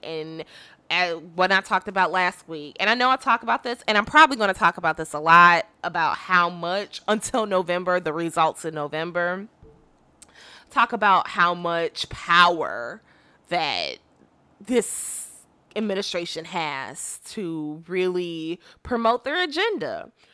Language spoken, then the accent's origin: English; Illinois, United States; I'm from Illinois